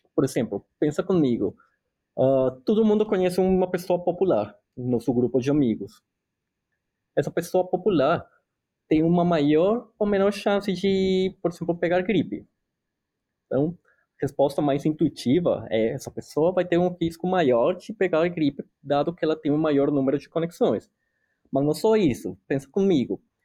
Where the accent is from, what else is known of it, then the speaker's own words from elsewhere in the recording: Colombia; Portuguese is a second language; moved away as an adult; also born or lived in São Paulo, Brazil; now in North Carolina, United States; eu sou colombiano, eu sou médico veterinário na Colômbia